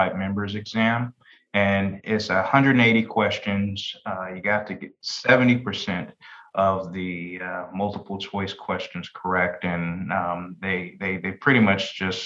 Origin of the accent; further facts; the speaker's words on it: Denver, Colorado, United States; moved away as an adult; also born or lived in Carbondale; now in Daytona Beach, United States; my friends that I grew up with in Denver